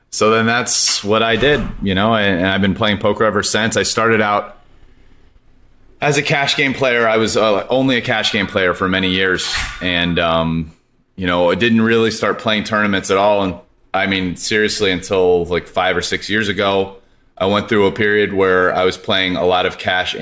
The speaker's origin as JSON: {"language": "English", "town": "Poway", "region": "California", "country": "United States", "tie": "born or raised there", "also_born_or_lived": "Denver, Colorado / Stanford, California", "said": "Born in Denver when I was 9, moved to Poway. It's a suburb of San Diego. Lived there till college"}